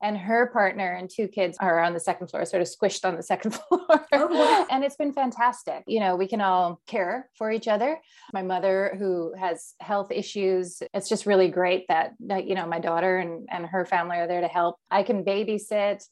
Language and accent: English; Canada; also born or lived in Winnipeg, Canada; now in Toronto, Canada; I grew up in a conservative Mennonite community, the first Mennonite settlements, or at least one of the first here in Canada